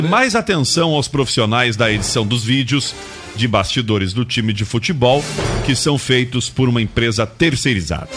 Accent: Rio Grande do Sul, Brazil; ter nascido no Rio Grande do Sul

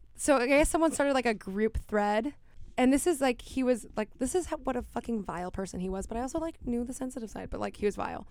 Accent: Miami, Florida, United States; I grew up in Miami

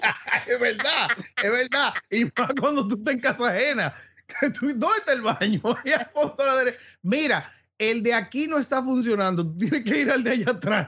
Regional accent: Santo Domingo, Distrito Nacional, Dominican Republic; yo me crié en el Piantini

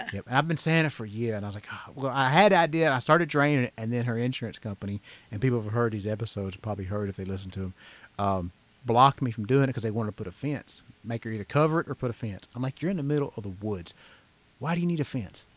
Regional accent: Georgia, United States; born and raised in Georgia

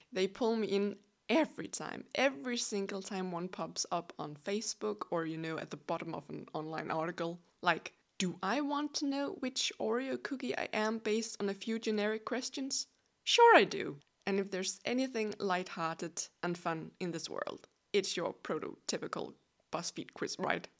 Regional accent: Denmark; first language Danish; English is a second language; I'm from Denmark. Yes, you heard correctly. I'm as Danish as a buttery pastry.

